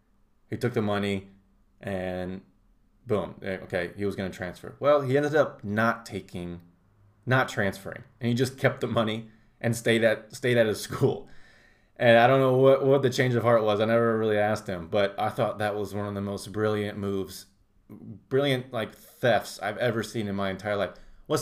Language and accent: English; Indianapolis, Indiana, United States; Most overrated is Minnesota, but I'm coming from Indianapolis bias.